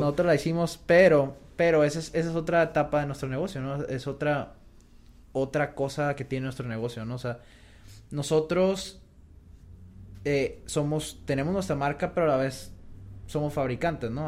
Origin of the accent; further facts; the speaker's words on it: Mexico; Como mexicanos